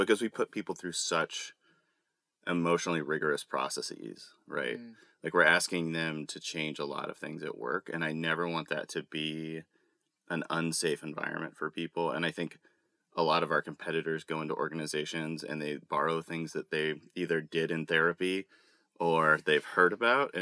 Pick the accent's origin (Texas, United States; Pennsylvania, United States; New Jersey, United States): Texas, United States; I'm a guy from Texas